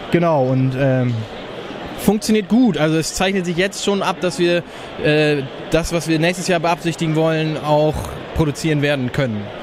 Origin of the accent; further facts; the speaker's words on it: Northern Germany, Germany; Und wir kommen ja aus dem Norden